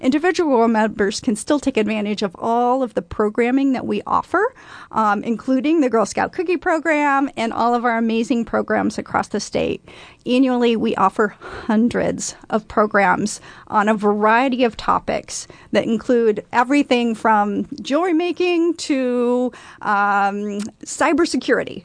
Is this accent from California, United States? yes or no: no; Council Bluffs, Iowa, United States; moved away as an adult; now in Omaha, United States; I grew up in Council Bluffs, Iowa